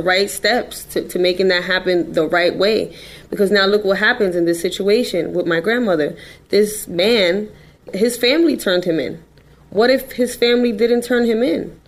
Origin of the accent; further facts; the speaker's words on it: New York City, New York, United States; I'm just a girl from the Bronx